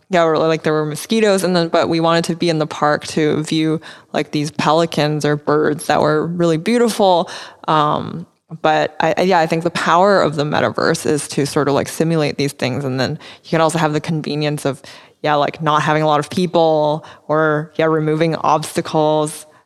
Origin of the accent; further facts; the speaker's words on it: Vancouver, British Columbia, Canada; also born or lived in United States / London; now in Taiwan; I would always tell people that like I'm from Taiwan because I was born here and my parents are here, um, so those are like will always be my roots. But yeah, I I've spent um, my childhood in Vancouver as well.